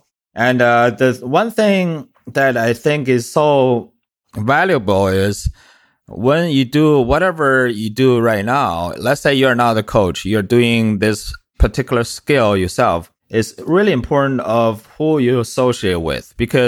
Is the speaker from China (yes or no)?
yes; China; now in United States; I came from China about 11, 12 years ago.